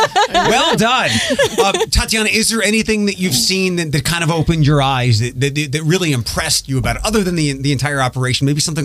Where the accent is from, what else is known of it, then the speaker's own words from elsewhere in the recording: Philadelphia, Pennsylvania, United States; also born or lived in Orlando, Florida; now in Toledo, United States; I'm from the East Coast as well, from Philadelphia.